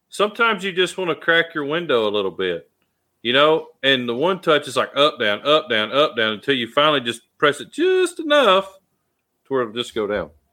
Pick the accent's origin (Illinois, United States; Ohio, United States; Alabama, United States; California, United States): Alabama, United States; born or raised there